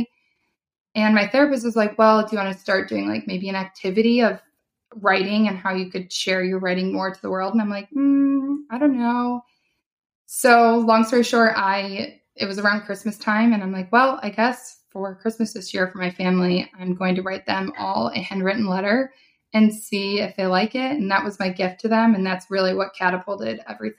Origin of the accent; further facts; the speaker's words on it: Rochester, New York, United States; moved away as an adult; also born or lived in Mansfield, Pennsylvania / Washington, D.C.; I'm from Rochester, New York